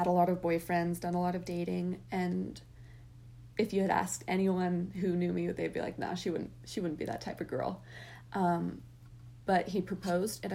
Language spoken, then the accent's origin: English; Los Angeles, California, United States; I'm from Los Angeles, California, and I grew up there